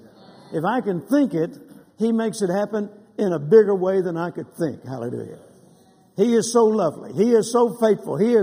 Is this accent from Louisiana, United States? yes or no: yes; Louisiana, United States; also born or lived in Mississippi; now in Texas, United States; I was born in Mississippi and grew up in Louisiana and then got hit to Texas just as fast as I could